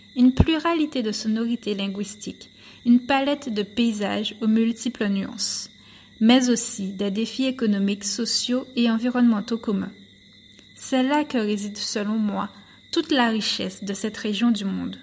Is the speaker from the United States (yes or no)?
no; Guadeloupe; moved away as an adult; also born or lived in mainland France; je suis originaire de l'archipel de la Guadeloupe